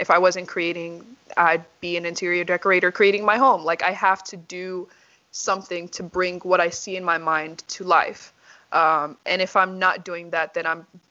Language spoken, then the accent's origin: English; Nashville, Tennessee, United States; also born or lived in Nigeria; now in Texas, United States; So I came here when I was 8 years old. My parents and I lived in Nashville, Tennessee. Went there for middle school, elementary school, and high school, and college